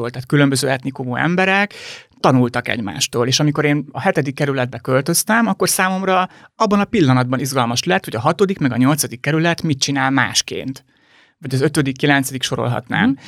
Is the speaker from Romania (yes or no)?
yes; Arad, Arad County, Romania; also born or lived in Budapest (Erzsébetváros); now in Budapest, Hungary; Aradi vagyok, ha azt nézzük, Aradi.